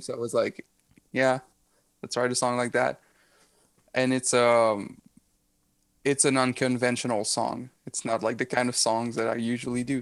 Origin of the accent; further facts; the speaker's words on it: Rimouski, Quebec, Canada; I was born in Rimouski